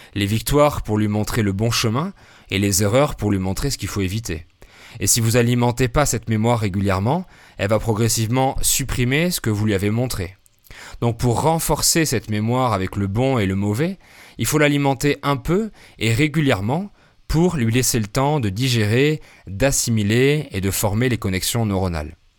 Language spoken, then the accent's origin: French; France; now in Querétaro, Mexico; Je suis français, polyglotte